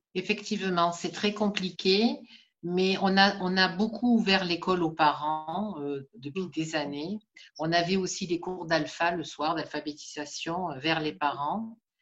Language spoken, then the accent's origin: French; Marseille, Provence-Alpes-Côte d'Azur, France; je suis née à Saint-Lazare et j'y suis toujours, donc je ne suis pas partie.